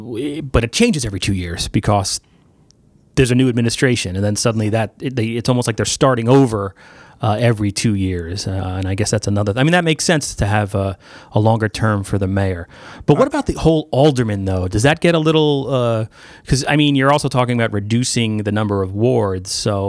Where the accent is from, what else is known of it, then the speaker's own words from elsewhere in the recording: New York, United States; moved away as an adult; now in Derby, United States; I come from New York, where everybody was 4 years, and it was different for me to come here as a reporter